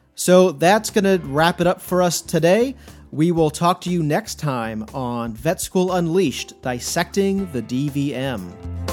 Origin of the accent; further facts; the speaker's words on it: St. Louis, Missouri, United States; moved away as an adult; also born or lived in Coral Gables, Florida; now in Columbia, United States; I grew up in Saint Louis, which is about two hours to the east of us here in Columbia.